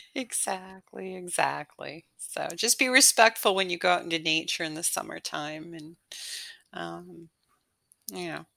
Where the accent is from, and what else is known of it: Canada; born or raised there; moved away as an adult